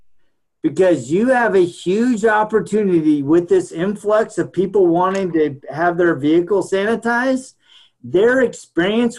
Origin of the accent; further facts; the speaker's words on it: Keflavik, Southern Peninsula, Iceland; I was born in Keflavik, Iceland